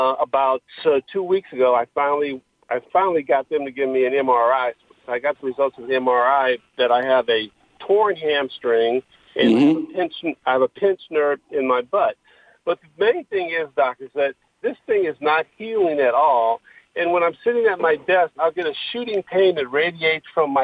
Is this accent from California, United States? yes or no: yes; Inglewood, California, United States; I actually grew up in Inglewood